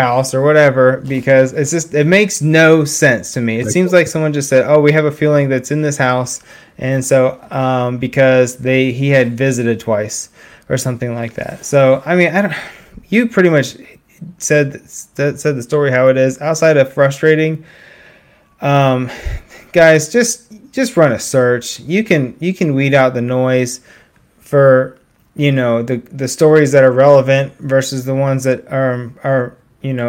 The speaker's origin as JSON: {"language": "English", "town": "Beavercreek", "region": "Ohio", "country": "United States", "tie": "born or raised there", "said": "my hometown, Beaver Creek, Ohio."}